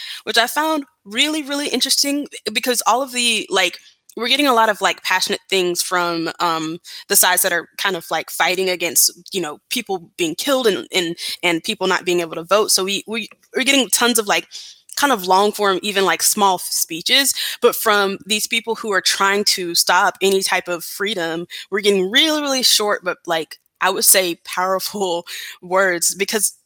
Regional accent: Atlanta, Georgia, United States; I grew up in Atlanta

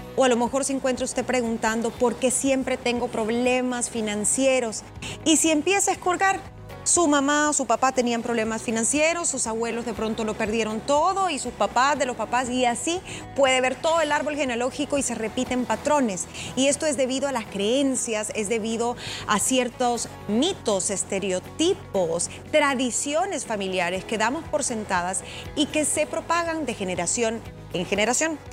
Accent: El Salvador; soy salvadoreña, vivo acá.

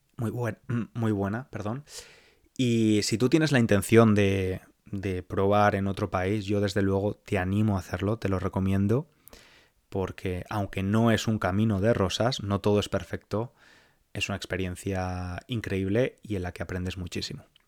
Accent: Spain; moved away as an adult; now in London, United Kingdom; mi país, por España

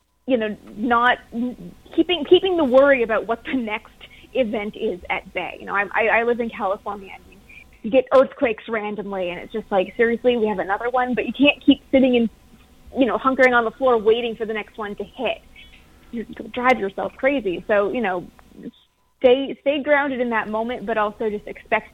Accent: Canada; I'm from Canada, so didn't grow up with NASA being everywhere

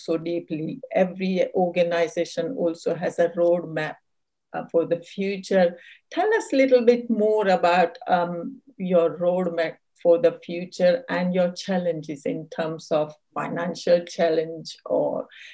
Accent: India; I was born and brought up in India

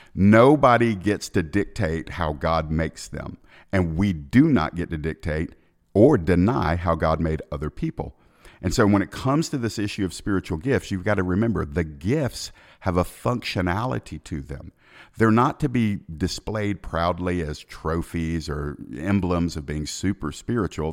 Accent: Atlanta, Georgia, United States; I'm from Atlanta

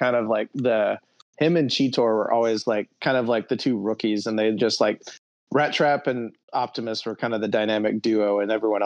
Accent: Alabama, United States; the house that we grew up in there in Alabama

